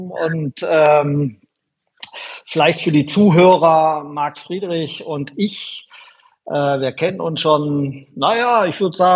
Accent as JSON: {"language": "German", "town": "Schwäbisch Gmünd", "region": "Baden-Württemberg", "country": "Germany", "tie": "born there", "said": "wir kommen sogar aus derselben Gegend ursprünglich. Ähm, ich bin in Schwäbisch Münd geboren."}